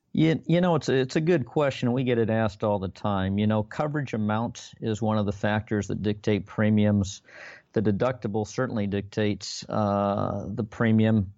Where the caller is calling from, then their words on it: Long Beach, California, United States; Calling from Long Beach, California this evening